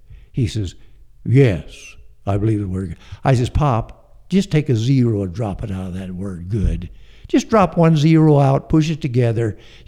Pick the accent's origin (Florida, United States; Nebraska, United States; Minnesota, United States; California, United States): Nebraska, United States; Omaha; born there; Well, we started out in the Midwest. We were Midwestern people. I was born in Omaha.